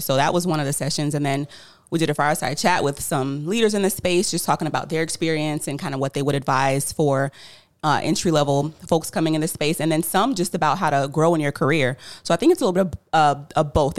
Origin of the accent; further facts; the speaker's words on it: Tampa, Florida, United States; I'm actually from Tampa, Florida, born and raised